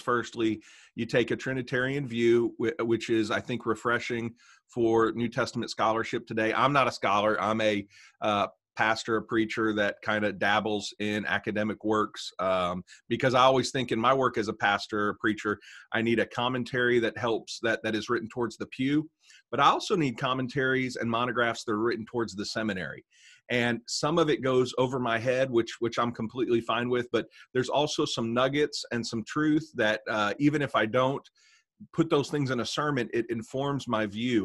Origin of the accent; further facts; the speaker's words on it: Tennessee, United States; also born or lived in Arkansas; now in Little Rock, United States; I'm from Tennessee, but, uh, but have been in Arkansas